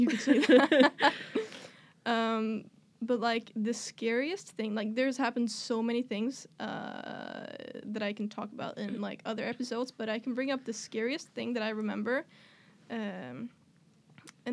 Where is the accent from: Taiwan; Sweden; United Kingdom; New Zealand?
Sweden; English is a second language; I'm from Sweden.